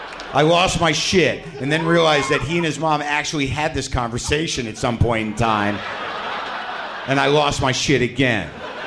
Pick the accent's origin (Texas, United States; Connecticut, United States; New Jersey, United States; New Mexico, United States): New Mexico, United States; I grew up in New Mexico. That's where the fingering took place.